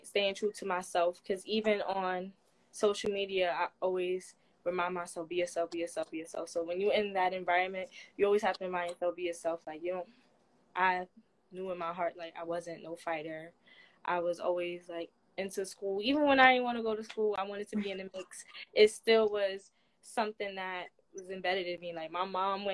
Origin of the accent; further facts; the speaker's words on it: New York City, New York, United States; Growing up in the Bronx, New York was pretty fun